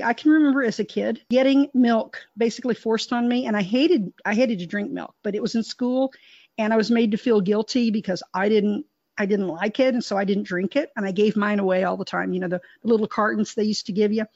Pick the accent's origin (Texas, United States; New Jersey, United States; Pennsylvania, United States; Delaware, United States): Texas, United States; I was raised in Texas.